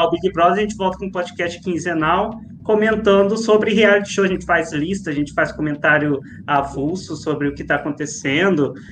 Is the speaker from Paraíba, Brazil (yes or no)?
yes; Mamanguape, Paraíba, Brazil; Eu sou de Mamanguape, na Paraíba, uma cidade pertinho da terrinha da Juliette.